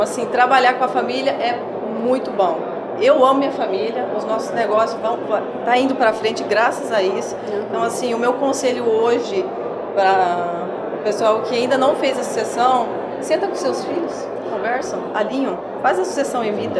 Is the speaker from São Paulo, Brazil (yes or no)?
no; Terra Roxa, Paraná, Brazil; eu nasci e cresci lá e tenho muito orgulho de onde eu vim